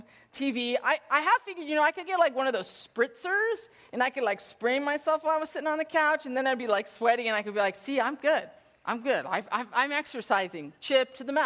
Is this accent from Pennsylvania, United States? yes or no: no; Bay Area, California, United States; I grew up in the Bay Area.